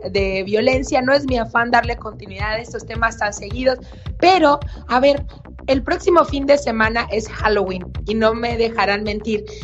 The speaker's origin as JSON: {"language": "Spanish", "region": "Sonora", "country": "Mexico", "said": "Pero dicen por ahí que como buen sonorense, eh, optamos por Julio"}